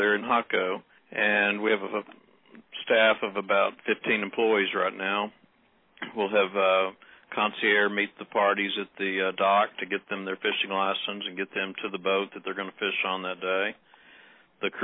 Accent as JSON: {"language": "English", "region": "Texas", "country": "United States", "said": "We're all from Texas"}